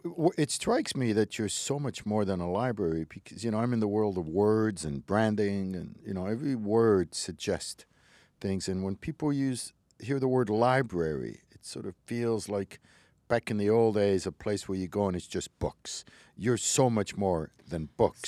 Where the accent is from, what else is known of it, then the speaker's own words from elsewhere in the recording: Montreal, Quebec, Canada; English is a second language; I grew up in Montreal. I was a little kid, didn't know a word of English. I was eight years old